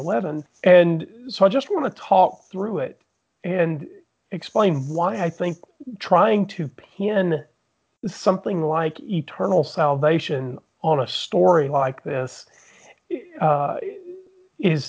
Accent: Southeast, United States; I grew up in the Southeast

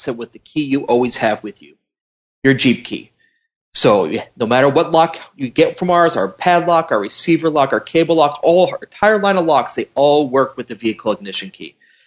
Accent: Chicago, Illinois, United States; moved away as an adult; also born or lived in Indiana; now in Wisconsin, United States; I grew up in Chicago.

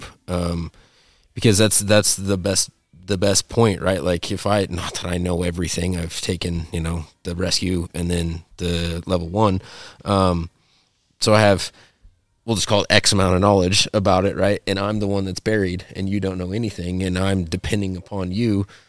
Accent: Montana, United States; my whole life growing up in Montana

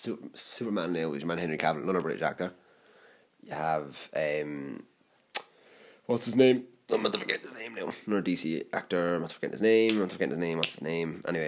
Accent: Ireland; I'm Irish. I can't do it, but I'm Irish

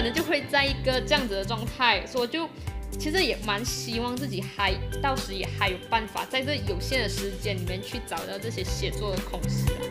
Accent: Kluang, Johor, Malaysia; 我是来自马来西亚南部的一个小镇，居然

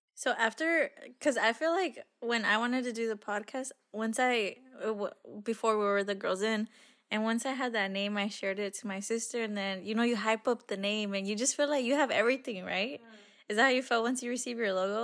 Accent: Arizona, United States; we're from Arizona.

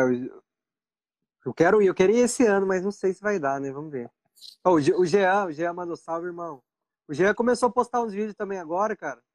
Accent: Pindamonhangaba, São Paulo, Brazil; moved away as an adult; also born or lived in São José dos Campos; now in Japan; A maior parte da minha vida eu morei em Pindamonhangaba

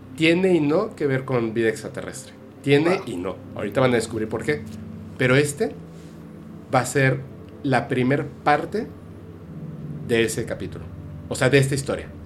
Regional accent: Guadalajara, Jalisco, Mexico; also born or lived in Campeche; cuando nací no viví realmente en Campeche. Estuve en ah, primero de primaria, pero tres meses y después nos fuimos a vivir a Guadalajara

